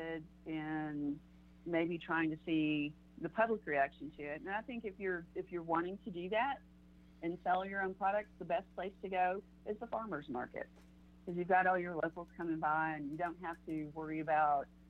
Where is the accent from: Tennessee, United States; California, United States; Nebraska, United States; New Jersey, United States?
Tennessee, United States; Memphis; now in Tampa, United States; I'm originally from Memphis, so we all know Memphis and barbecue